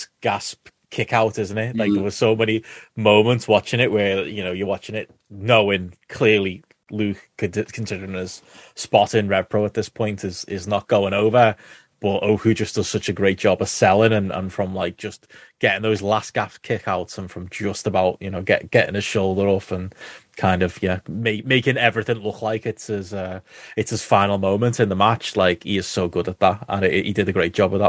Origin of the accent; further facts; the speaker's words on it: United Kingdom; we're British